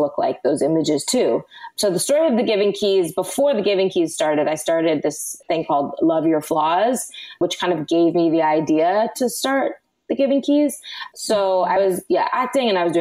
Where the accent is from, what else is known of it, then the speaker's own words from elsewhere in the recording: Los Angeles, California, United States; I was born and raised in Los Angeles, and I grew up acting